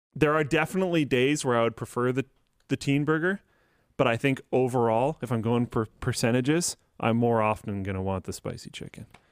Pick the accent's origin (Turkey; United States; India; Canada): Canada